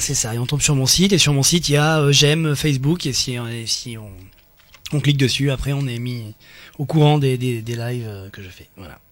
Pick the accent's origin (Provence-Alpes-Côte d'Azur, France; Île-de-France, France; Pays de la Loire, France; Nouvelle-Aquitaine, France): Provence-Alpes-Côte d'Azur, France; Nice; quand on est niçois et qu'on aime sa ville